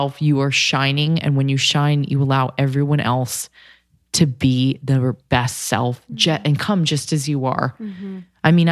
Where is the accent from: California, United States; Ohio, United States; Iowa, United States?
California, United States; I'm from Cali